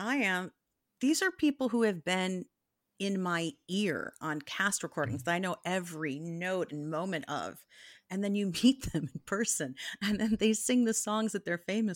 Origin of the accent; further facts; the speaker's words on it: Chicago, Illinois, United States; And I grew up in Chicago